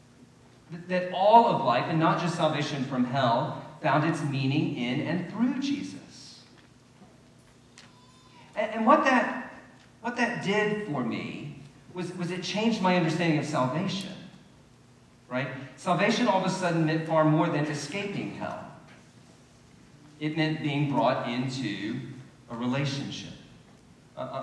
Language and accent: English; Deep South, United States; moved away; I didn't grow up around here. I grew up in the Deep South